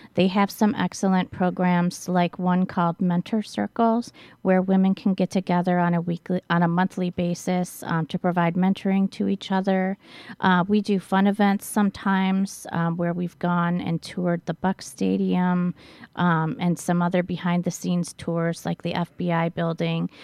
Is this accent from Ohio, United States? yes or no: yes; Cleveland, Ohio, United States; moved away as an adult; now in Milwaukee, United States; I grew up in Cleveland